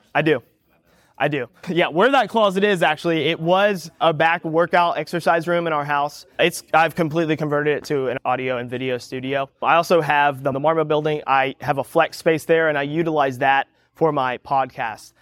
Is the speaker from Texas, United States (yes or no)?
yes; Galveston, Texas, United States; also born or lived in Houston; growing up around a port